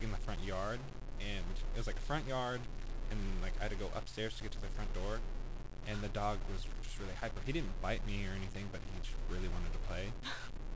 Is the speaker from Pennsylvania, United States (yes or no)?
no; Irvine, California, United States; growing up in Orange County